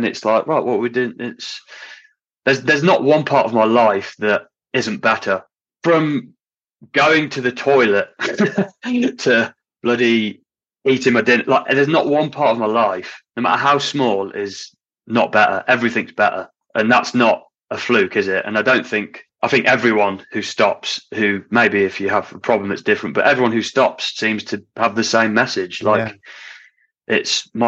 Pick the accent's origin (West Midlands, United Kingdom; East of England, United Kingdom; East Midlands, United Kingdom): East Midlands, United Kingdom; Hinckley; moved away as an adult; if I lived back in my hometown in Hinckley